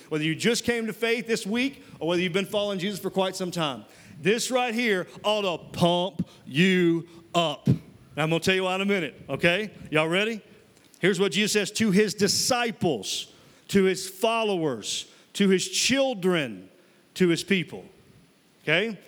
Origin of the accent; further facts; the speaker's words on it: Mississippi, United States; moved away; I'm from Mississippi originally. And uh, when I was living in Mississippi